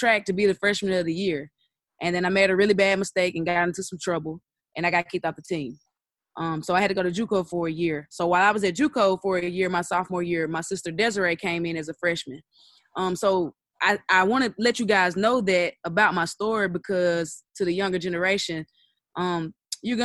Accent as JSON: {"language": "English", "town": "Strong", "region": "Arkansas", "country": "United States", "tie": "born or raised there", "also_born_or_lived": "Camden, Arkansas", "said": "I am from Strong, Arkansas, which is about a population of 600 people. Grew up there my whole life."}